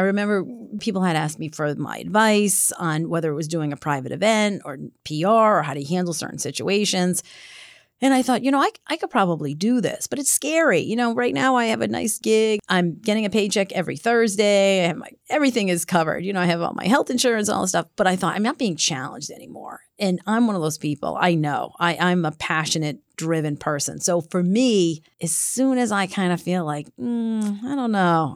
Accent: Cranston, Rhode Island, United States; From Rhode Island, from Cranston, Rhode Island, just outside of Providence

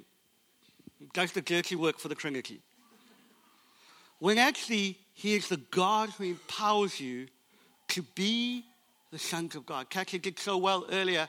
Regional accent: South Africa; I was born in South Africa under an apartheid system, which meant that the color of my skin didn't afford me the opportunity to go to university

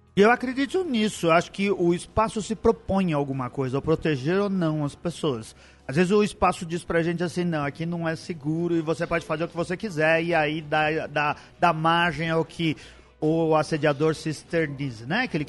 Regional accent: São Paulo, Brazil; Eu, eu sou paulistano, vivi a minha vida toda em São Paulo

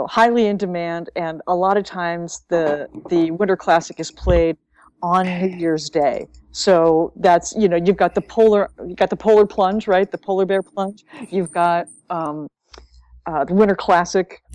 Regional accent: North Dakota, United States; when I was 8 growing up in North Dakota

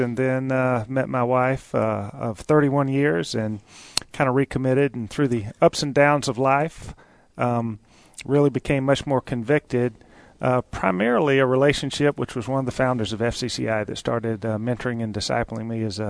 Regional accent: South Georgia, United States; growing up in South Georgia to two Christian parents. So we were back in a day in a Mayberry-type town where it was church on Sunday, sometimes twice.

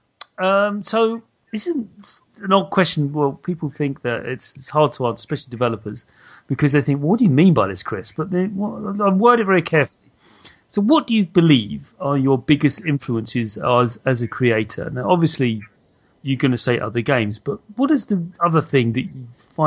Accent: United Kingdom; I actually read 2000 AD as a kid. Why wouldn't I? I'm British

